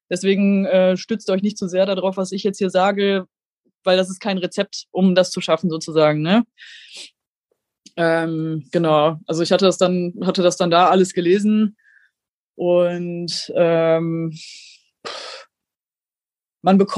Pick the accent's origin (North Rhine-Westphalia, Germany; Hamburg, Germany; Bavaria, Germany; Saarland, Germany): North Rhine-Westphalia, Germany; ich komme aus dem Ruhrgebiet und da war eine ganze Gruppe aus dem Ruhrgebiet, die quasi dann alle mit dem Zug dahin gefahren sind